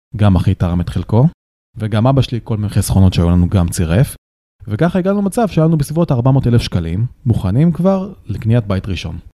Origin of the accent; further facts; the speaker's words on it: Israel; לי בתור ישראלי